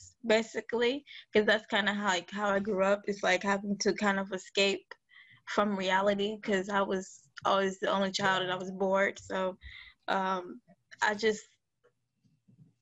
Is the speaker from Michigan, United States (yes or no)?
yes; Detroit, Michigan, United States; I grew up in Detroit, Michigan. I've lived in Detroit for about, 24, 25 years